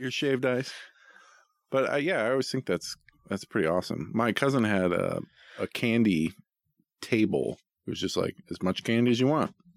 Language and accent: English; Boring, Oregon, United States; I grew up in Boring